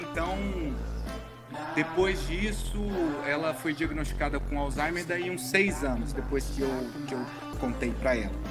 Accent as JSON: {"language": "Portuguese", "region": "Minas Gerais", "country": "Brazil", "also_born_or_lived": "Espírito Santo", "moved": "as an adult", "said": "saí de Minas Gerais, vou trabalhar em outro estado"}